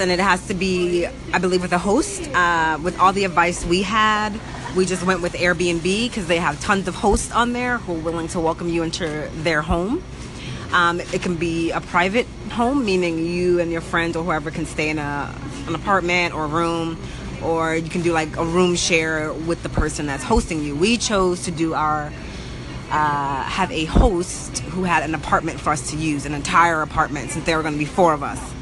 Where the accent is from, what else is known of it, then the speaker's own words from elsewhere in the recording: United States; We're American